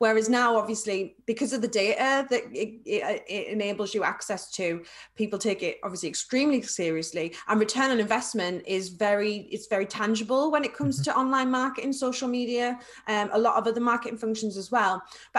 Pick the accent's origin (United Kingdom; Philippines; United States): United Kingdom; North West England; accent: Scouse; So my scouse comes out, I'm like, I was on some chicken. Like, I've got a scouse. That's my awful scouse accent.